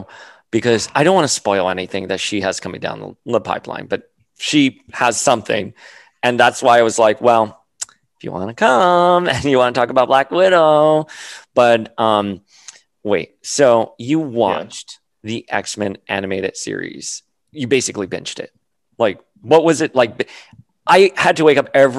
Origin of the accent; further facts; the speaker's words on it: Miami, Florida, United States; now in New York, United States; I grew up on Calle Ocho before my parents moved us to other parts of Miami